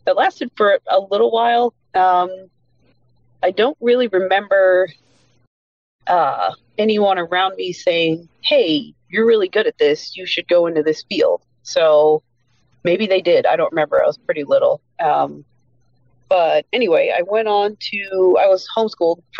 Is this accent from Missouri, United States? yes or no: no; Exeter, Pennsylvania, United States; moved away as an adult; also born or lived in Reading, Pennsylvania; now in Maryland, United States; We moved to Exeter, Pennsylvania. That's where I was raised. That's where I grew up.